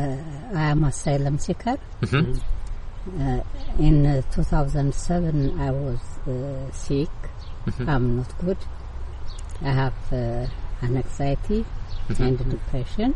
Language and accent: English; Ethiopia; moved away as an adult; now in Gateshead, United Kingdom; I'm from Ethiopia